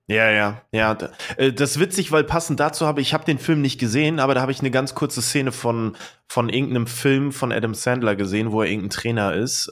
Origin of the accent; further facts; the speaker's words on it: East Germany, Germany; Bei uns im Osten